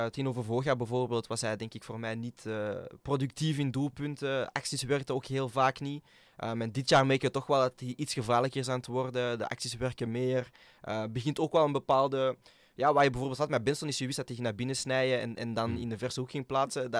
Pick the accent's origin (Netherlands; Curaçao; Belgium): Belgium; Antwerp, Flanders; als Antwerpenaar